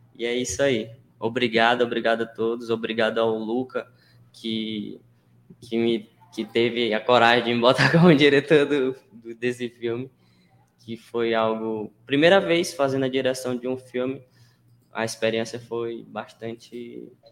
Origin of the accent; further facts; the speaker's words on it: Vargem Grande, Maranhão, Brazil; sou de Vargem Grande, aqui um, uma cidade que é bastante conhecida culturalmente